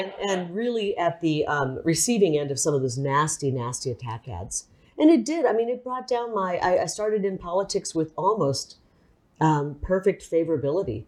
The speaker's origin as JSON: {"language": "English", "region": "Iowa", "country": "United States", "tie": "born or raised there", "also_born_or_lived": "Illinois", "moved": "yes", "lives_now": "Arizona, United States", "said": "I was raised in Iowa, I, I, right on the Mississippi River. So I was born in a hospital across the river in Illinois, but I pretty much grew up in Iowa"}